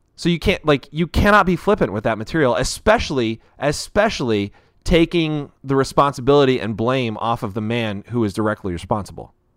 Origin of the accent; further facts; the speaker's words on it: United States; I am an American